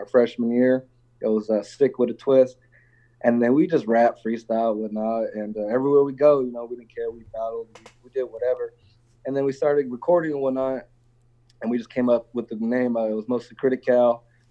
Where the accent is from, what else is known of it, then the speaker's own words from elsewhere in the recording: Northern California, United States; I'm from NorCal.